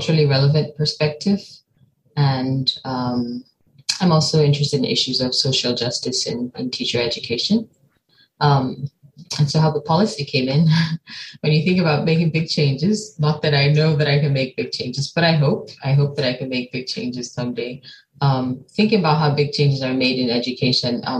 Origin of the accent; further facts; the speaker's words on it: Nigeria; moved away as an adult; also born or lived in United States; now in East Lansing, United States; I'm from Nigeria. I've been living in Nigeria most of my life